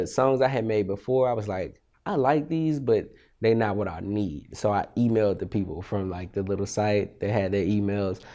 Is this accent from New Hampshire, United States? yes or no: no; Austin, Texas, United States; also born or lived in Amarillo, Texas / Beaumont, Texas; I'm from Austin. Uh, I was born in Amarillo, Texas, the Panhandle, where it snows in Texas, what I like to say. Um, I moved to Austin when I was probably three. stay there till I was eighteen